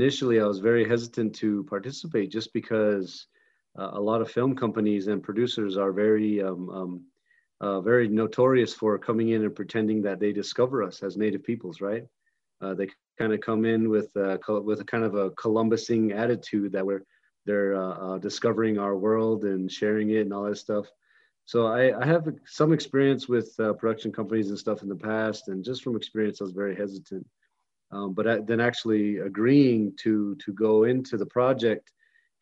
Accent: White Mountain Apache Tribe, northeastern Arizona, United States; I'm from the White Mountain Apache Tribe in northeastern Arizona

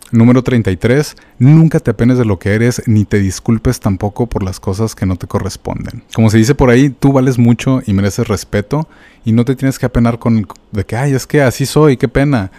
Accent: Mexico; como mexicanos

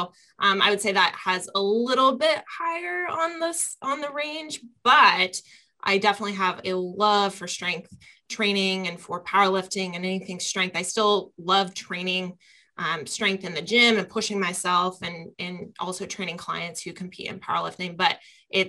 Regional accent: Columbus, Ohio, United States; growing up around the Arnold and Columbus, Ohio is a real, I'd say, mecca of bodybuilders and strength athletes. We also have Westside here in Columbus.

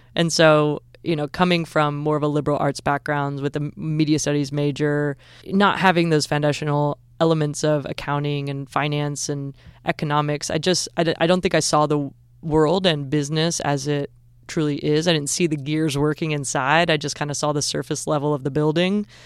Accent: Southern Illinois, United States; moved away as an adult; also born or lived in Southern California; now in Georgia, United States; I'm from Southern Illinois originally

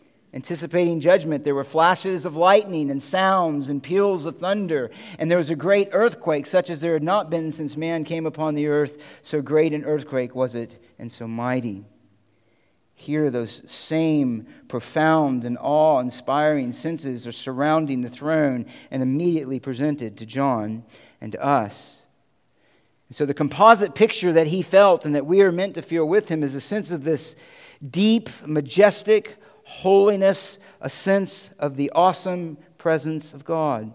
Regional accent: Central Florida, United States; now in Connecticut, United States; I grew up in Central Florida.

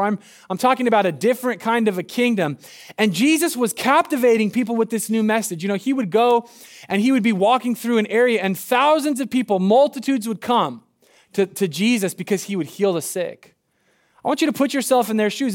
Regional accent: Medford, Oregon, United States; I'm from Southern Oregon. I'm from Medford

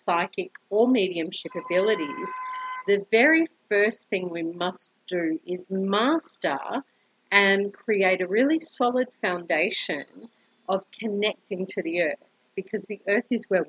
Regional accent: Brisbane, Queensland, Australia; moved away as an adult; now in Colombia; I am originally from Brisbane, Australia, and have been living in Colombia for almost 2 years now

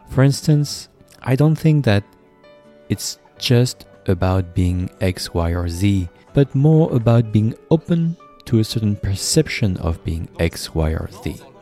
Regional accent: France; now in United States; I'm from France

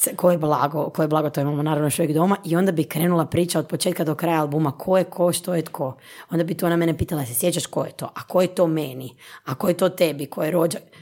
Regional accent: Istria County, Croatia; moved away as an adult; now in Zagreb, Croatia; Ja sam rođena Istrijanka, inače pa je to ili Istranka, ako ćemo pravilno na ono, Uh, e, ja sam došla u Zagreb s 18 godina ovdje na fakultet

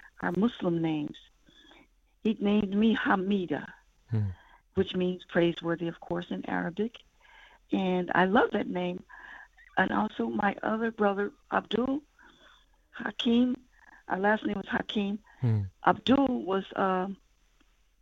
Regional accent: near Chicago, Illinois, United States; We were all born in that community, and that community is right outside, we're 36 miles from Chicago, Illinois

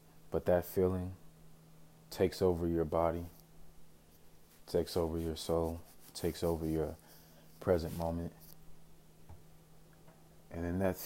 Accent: Chicago, Illinois, United States; now in Phoenix, United States; I was born in Chicago, Illinois.

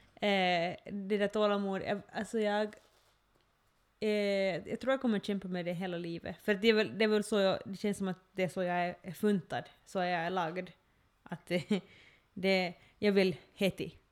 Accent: Ostrobothnia, Finland; jag är österbottning, nu känner jag mig som en österbottning, men, men, men det som, just det där att då jag har vuxit upp här

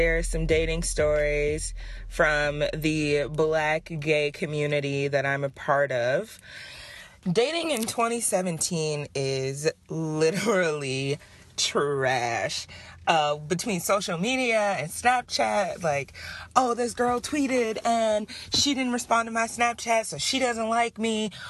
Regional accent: Detroit, Michigan, United States; moved away; we're both from Detroit

